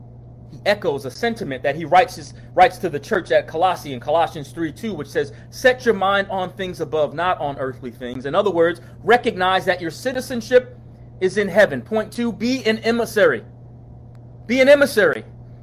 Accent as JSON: {"language": "English", "region": "New York", "country": "United States", "moved": "as an adult", "lives_now": "Charlottesville, United States", "said": "We ain't from around here. 1997. As I near a close, I came here from New York, here being Charlottesville, a student at the University of Virginia"}